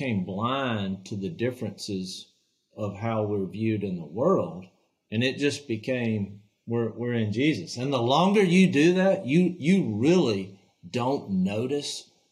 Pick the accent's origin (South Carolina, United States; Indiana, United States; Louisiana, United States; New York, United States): Louisiana, United States; here's a family from Louisiana